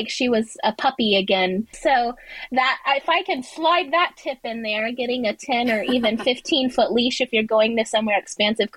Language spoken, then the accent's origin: English; Dallas, Texas, United States; now in Houston, United States; I am from Houston, Texas, born and raised in Texas from the Dallas area